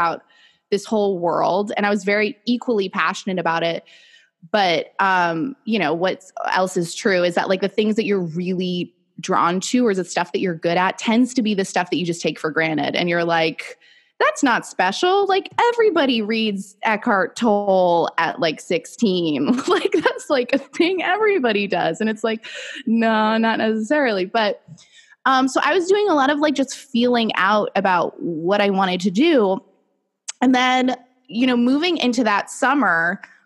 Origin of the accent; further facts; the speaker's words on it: Boston, Massachusetts, United States; moved away as an adult; also born or lived in New York City; I'm from Boston originally, but I went to school in New York and then I lived there for, 5 years after